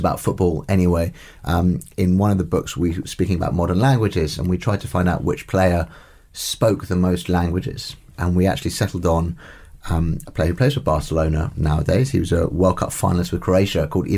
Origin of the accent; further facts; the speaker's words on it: London, United Kingdom; I support my local team where I grew up near the ground, and my family supports them